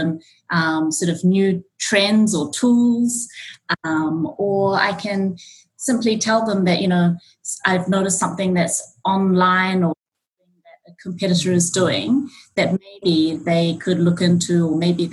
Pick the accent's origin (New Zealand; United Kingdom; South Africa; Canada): New Zealand; born or raised there; moved away as an adult; also born or lived in Auckland; now in Japan